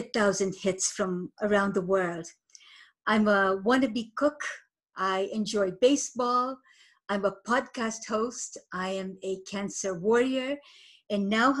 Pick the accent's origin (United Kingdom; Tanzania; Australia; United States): Tanzania; Moshi, Kilimanjaro; now in Canada; I was born in Moshi, Tanzania, at the foot of Mount Kilimanjaro. I immigrated to Canada in 1978